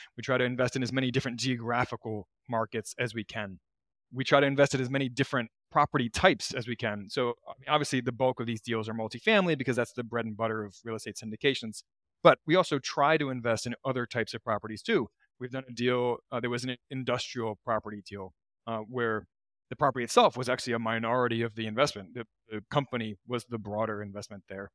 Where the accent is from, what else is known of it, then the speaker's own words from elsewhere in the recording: Baltimore, Maryland, United States; moved away; I'm from Baltimore originally.